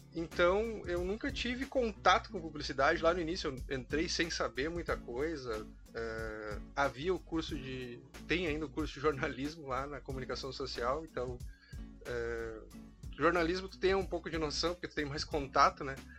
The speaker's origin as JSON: {"language": "Portuguese", "town": "Uruguaiana", "region": "Rio Grande do Sul", "country": "Brazil", "tie": "born or raised there", "also_born_or_lived": "São Borja", "said": "eu sou de Uruguaiana, uh, nascido em São Borja, mas morei minha vida toda em Uruguaiana, me considero uruguaianense por isso"}